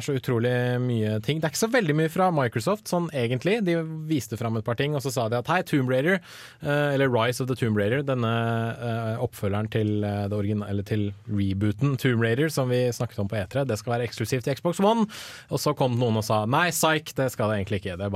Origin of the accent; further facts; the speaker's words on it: Sandvika, Akershus, Norway; now in Trondheim, Norway; har jeg jobbet en del i sommer i en lokal matvarebutikk der jeg er fra, i Sandvika.